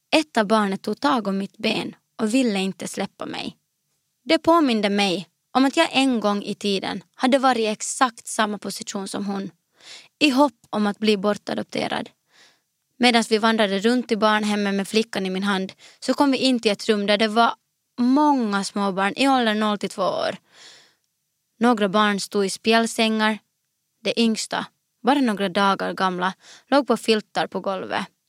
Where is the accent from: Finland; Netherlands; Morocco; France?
Finland; also born or lived in Morang, Nepal / Skepptuna, Sweden; naturen i Finland. Det som sen blev mitt hemland.